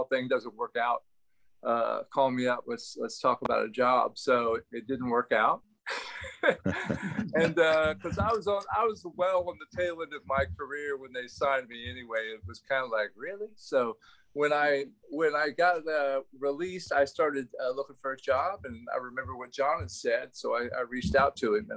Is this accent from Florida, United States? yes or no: yes; Vero Beach, Florida, United States; moved away; I was born and raised in Vero Beach, Florida